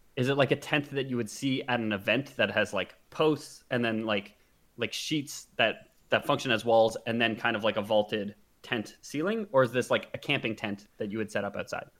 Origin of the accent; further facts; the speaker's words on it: Canada; we're, we're Canadian, but we are, you know, Westerners.